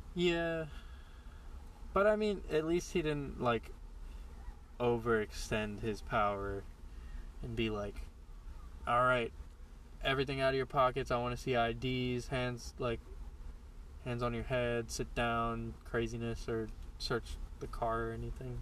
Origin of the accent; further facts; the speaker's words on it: Florida, United States; I was born in Florida and I lived with my grandma